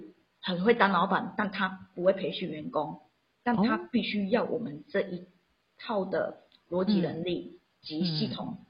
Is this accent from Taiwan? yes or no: yes; Xiushui, Changhua County, Taiwan; accent: Taiwanese Mandarin; first language Taiwanese Hokkien; Chinese is a second language; 因为我是乡下小孩，彰化秀水那边的人。